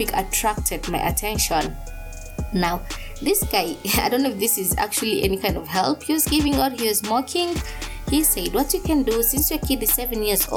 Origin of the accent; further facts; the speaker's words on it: coastal Kenya, Kenya; I come from Kenya, and in the coastal regions of Kenya to be precise, I was raised in this ideology called Ujamaa